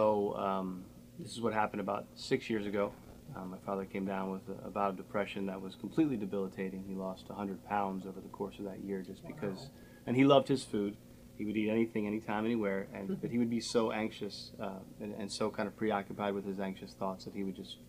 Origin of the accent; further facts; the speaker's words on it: Harford County, Maryland, United States; born and raised in Harford County.